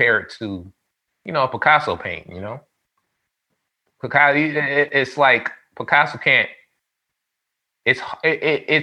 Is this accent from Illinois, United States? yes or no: no; New York City, New York, United States; I grew up in the hood. I'm from the Bronx, New York.